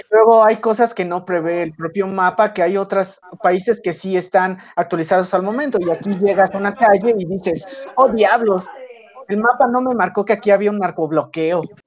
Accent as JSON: {"language": "Spanish", "region": "rural Puebla area", "country": "Mexico", "tie": "born or raised there", "said": "mi rancho, de donde soy originario, es una zona que es extremadamente céntrica al punto de que a la izquierda tienes a a la derecha tienes Veracruz, arriba tienes Puebla"}